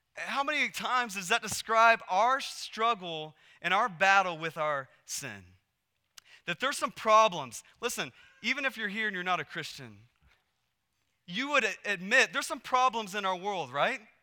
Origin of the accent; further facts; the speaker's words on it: Texas, United States; moved away as an adult; also born or lived in Portland, Oregon; we moved from Texas to Portland, Oregon, and we had grown up in Texas our whole lives